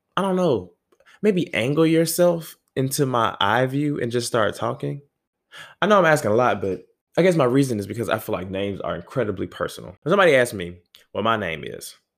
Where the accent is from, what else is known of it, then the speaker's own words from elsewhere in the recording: the South, United States; I'm from the South